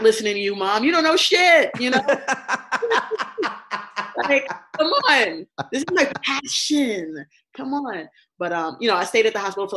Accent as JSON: {"language": "English", "region": "New York", "country": "United States", "tie": "born or raised there", "also_born_or_lived": "Barbados / Texas", "said": "I'm a native New Yorker. Growing up in Barbados, my family always used to call me a Bajan Yankee. And basically, that's like an Americanized West Indian. So, you know, that is I came here at the age of 8. We lived in Texas, came to New York"}